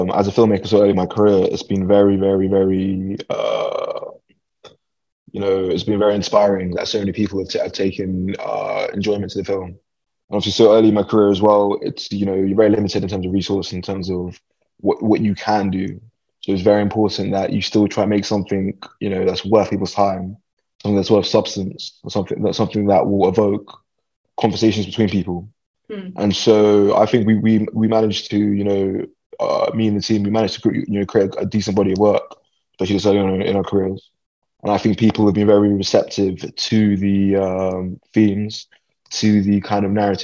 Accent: London, United Kingdom; I was born and raised in London

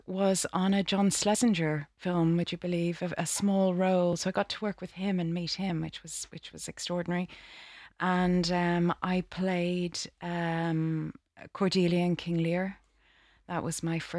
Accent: Dublin, Leinster, Ireland; moved away as an adult; I'm from Dublin in Ireland. I trained in Ireland in the Gaiety School of Acting there.

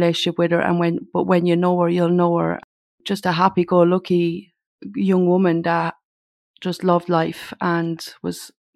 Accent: Mountmellick, Laois, Ireland; We were originally from Manor Lane in Mount Mellick, which is out the country

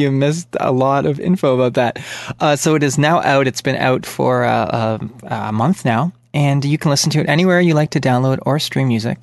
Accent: Canada; from Canada

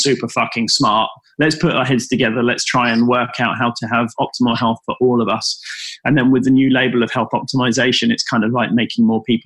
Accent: United Kingdom; we're British

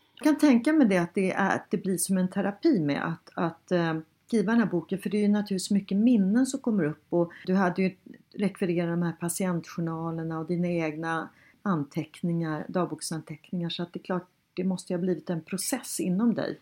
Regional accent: Sweden; vi svenskar är

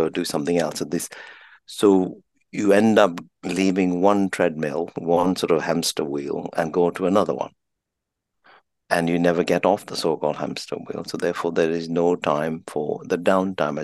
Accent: Kenya; now in United Kingdom; I'm an Indian of Indian parents, born in Kenya, raised in Kenya

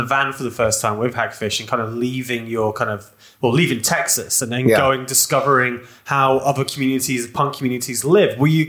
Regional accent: Newark, East Midlands, United Kingdom; moved away; my mum also lives in my hometown of Newark.

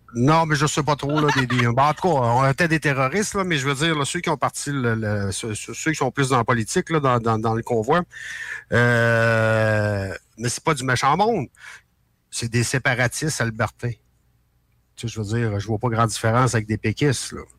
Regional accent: Quebec, Canada; en tant que Québécois, euh, je comprends qu'au Québec, c'est dur.

